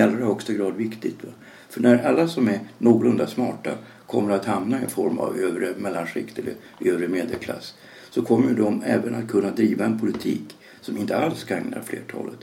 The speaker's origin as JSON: {"language": "Swedish", "country": "Sweden", "said": "som svensk"}